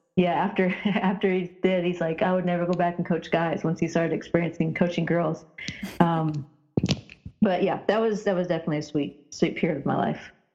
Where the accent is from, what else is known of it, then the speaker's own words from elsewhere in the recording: Indiana, United States; growing up in Indiana